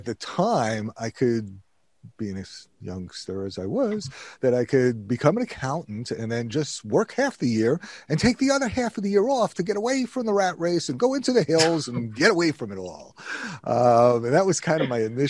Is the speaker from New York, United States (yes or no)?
yes; Queens and Long Island, New York, United States; moved away as an adult; also born or lived in Binghamton, New York; now in Hudson Valley, United States; I grew up in Queens and Long Island